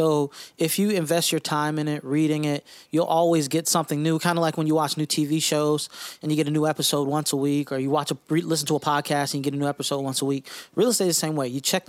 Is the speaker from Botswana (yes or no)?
no; West Palm Beach, Florida, United States; Well, you know, obviously … from West Palm Beach, Florida.